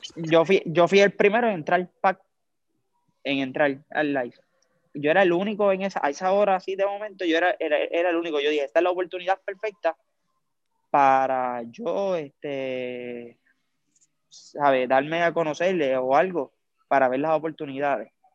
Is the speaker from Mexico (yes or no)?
no; Lares, Puerto Rico; soy natural de Lares, de Lares, Puerto Rico